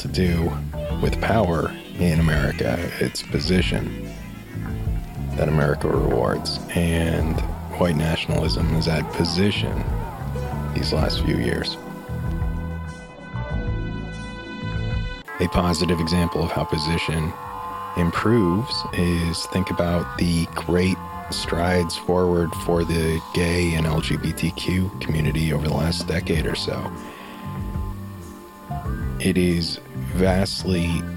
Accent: Aurora, Colorado, United States; growing up in Aurora, Colorado

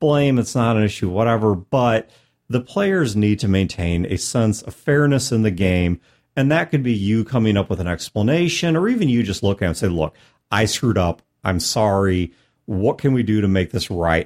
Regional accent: United States; as an American

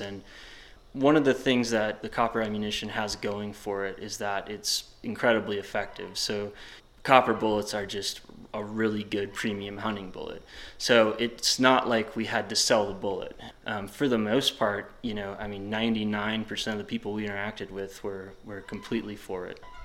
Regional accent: Wisconsin, United States; now in Jackson, United States; I'm from Wisconsin

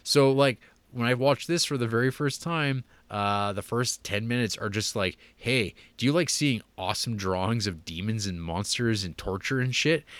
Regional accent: Canada; accent: Canadian; my, uh, Canadian accent

